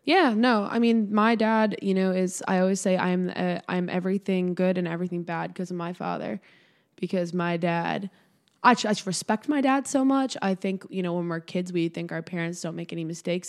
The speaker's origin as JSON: {"language": "English", "town": "Swampscott", "region": "Massachusetts", "country": "United States", "tie": "born or raised there", "said": "I grew up in a really small town. My hometown's called Swampscott, Massachusetts."}